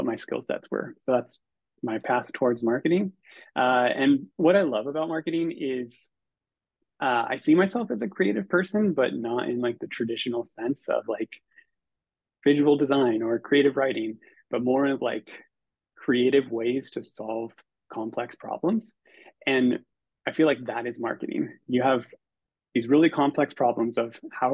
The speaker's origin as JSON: {"language": "English", "region": "Northern California", "country": "United States", "said": "I'm originally from Northern California"}